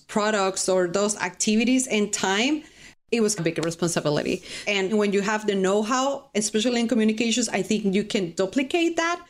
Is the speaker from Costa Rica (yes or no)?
yes; Costa Rica; English is a second language; moved away as an adult; I'm from Costa Rica